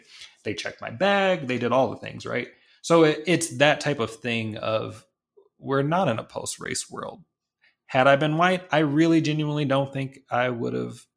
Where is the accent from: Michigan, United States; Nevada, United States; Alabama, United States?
Michigan, United States; Detroit; I grew up in Detroit